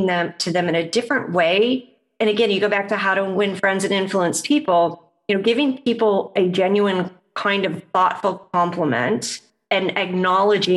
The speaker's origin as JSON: {"language": "English", "region": "Midwest", "country": "United States", "said": "I'm a Midwesterner. So Midwesterner US"}